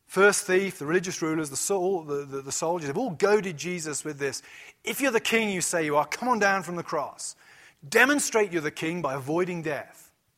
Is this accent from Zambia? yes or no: no; United Kingdom; moved away as an adult; now in United States; when you come to America as British